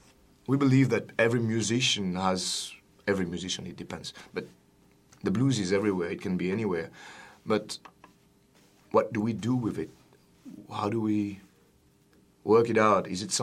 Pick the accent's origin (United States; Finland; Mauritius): Mauritius; I come from a different background. I'm a Mauritian. I come from Mauritius Island, and we have our tradition of blues, of Creole blues, which is called Sega